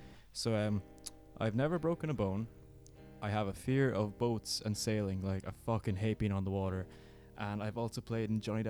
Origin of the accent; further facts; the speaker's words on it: Kilkenny, Leinster, Ireland; I'm 24, and I am from Kilkenny in Ireland.